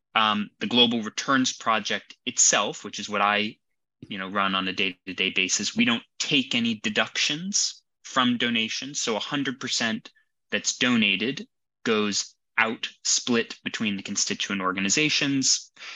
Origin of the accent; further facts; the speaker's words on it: Arlington, Virginia, United States; moved away as an adult; now in London, United Kingdom; I'm originally from Arlington, Virginia.